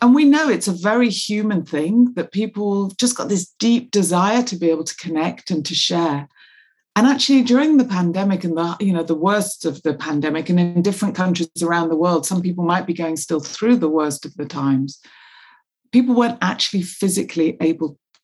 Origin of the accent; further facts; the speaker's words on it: Manchester, North West England, United Kingdom; now in London, United Kingdom; I grew up in the north of England in Manchester